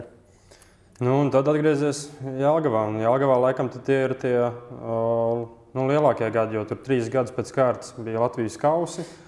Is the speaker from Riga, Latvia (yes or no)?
yes; Riga, Latvia; Es pats esmu no Rīgas